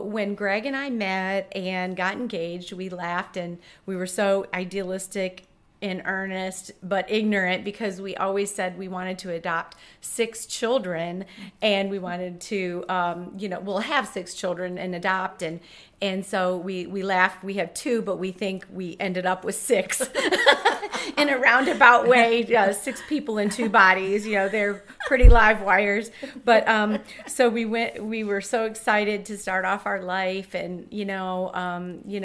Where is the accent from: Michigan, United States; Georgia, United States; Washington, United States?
Michigan, United States; Detroit; now in Charlotte, United States; I'm from Detroit, Michigan, so it's a very blue-collar place where I was surrounded by a very loving family